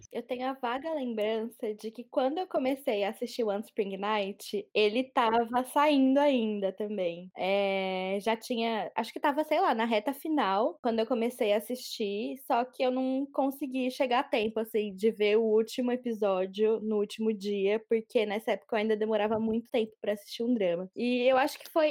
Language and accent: Portuguese; São Paulo, Brazil; sou de São Paulo, sou jornalista